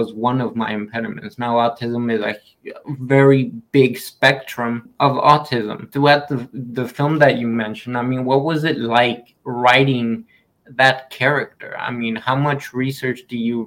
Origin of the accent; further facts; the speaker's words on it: Houston, Texas, United States; first language Spanish; English is a second language; also born or lived in Mexico City; When I came to this country from Mexico City, I moved to Houston